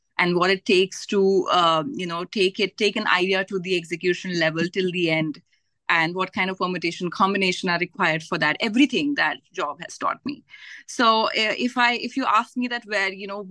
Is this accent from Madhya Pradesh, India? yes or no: yes; Gwalior, Madhya Pradesh, India; born or raised there; also born or lived in Varanasi, Uttar Pradesh